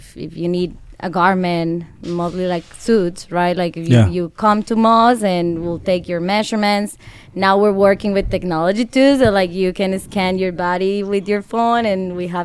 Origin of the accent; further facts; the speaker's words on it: Colombia; moved away as an adult; now in Chicago, United States; I'm from Colombia